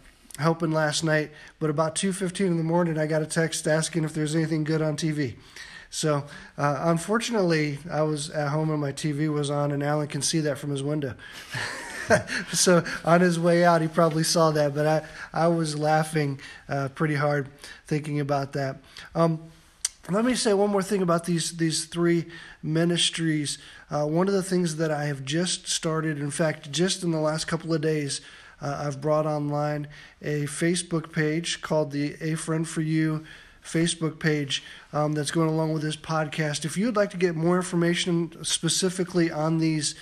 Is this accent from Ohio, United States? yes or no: yes; Van Wert, Ohio, United States; when I was growing up in Van Wert, we used to call Van Wert small podunk Van Wert, and a small farming community